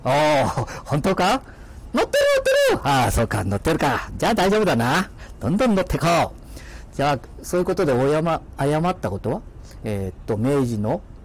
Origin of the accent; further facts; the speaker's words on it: Mikawa, Aichi, Japan; accent: Mikawa dialect; 三河弁が出ちゃった